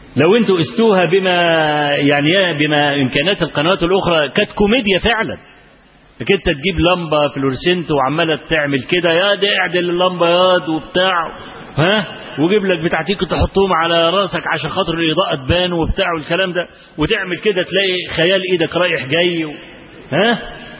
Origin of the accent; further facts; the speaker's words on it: Egypt; عندنا في مصر